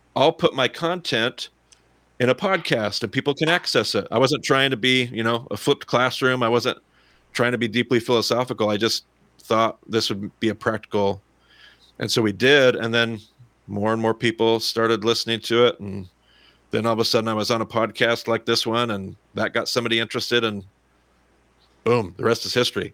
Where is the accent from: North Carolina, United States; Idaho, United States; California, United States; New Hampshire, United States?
Idaho, United States; Southern; I'm still from Southern Idaho